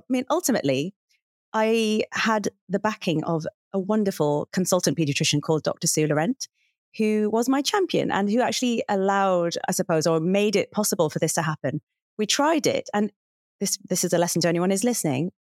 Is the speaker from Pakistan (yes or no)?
no; Hartlepool, North East England, United Kingdom; moved away; also born or lived in Cambridge; Hartlepool, which is where I grew up